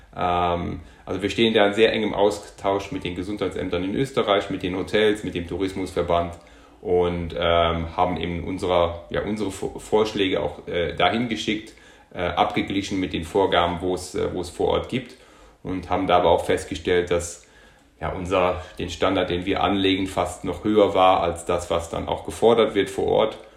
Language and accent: German; Luxembourg; moved away as an adult; also born or lived in Munich, Germany; now in Germany; ich bin gebürtiger Luxemburger, also habe bis zum 19. Lebensjahr in Luxemburg gewohnt, bin dann nach Deutschland, nach München zum Studieren gegangen